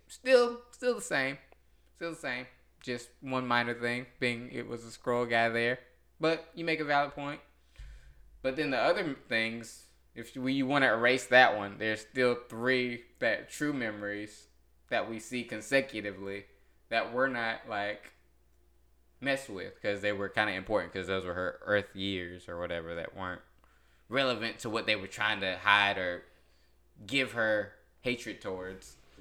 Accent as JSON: {"language": "English", "region": "North Carolina", "country": "United States", "said": "I'm from North Carolina"}